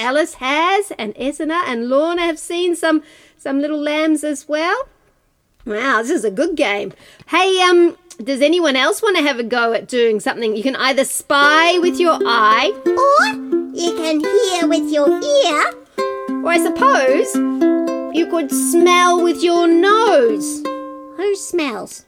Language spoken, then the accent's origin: English; New Zealand; we're all from Aotearoa, New Zealand here tonight